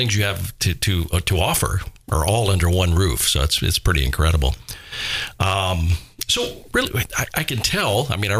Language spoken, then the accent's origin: English; Miami Beach, Florida, United States; growing up in Florida. I mean, I'm a true fair-skinned white guy, you know what I mean? Yeah. I grew up in Miami Beach